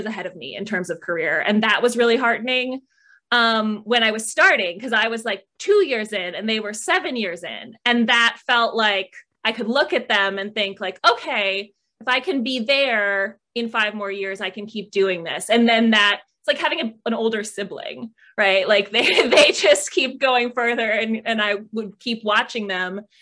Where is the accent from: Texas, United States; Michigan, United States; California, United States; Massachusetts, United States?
Michigan, United States; moved away as an adult; now in San Diego, United States; growing up in Michigan